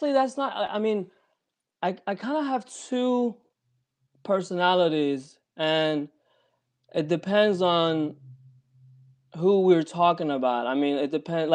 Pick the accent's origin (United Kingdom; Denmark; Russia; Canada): Denmark; also born or lived in Copenhagen, Denmark / Iran; I was born in Denmark, Copenhagen